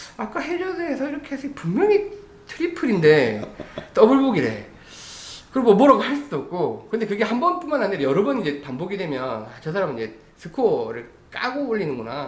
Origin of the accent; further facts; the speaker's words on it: Busan, South Korea; now in Seoul, South Korea; 원래 부산 출신이라